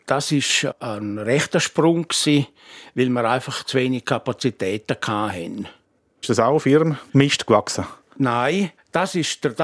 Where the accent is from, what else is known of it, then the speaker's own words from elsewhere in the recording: Switzerland; Nicht zuletzt, weil ich auch Bergler bin. Ich bin in Scherwolden aufgewachsen.